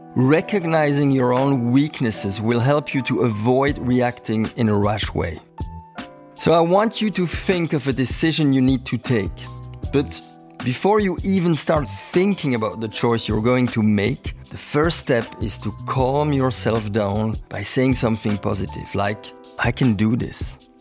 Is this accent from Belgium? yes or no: yes; Belgium; I'm from Belgium.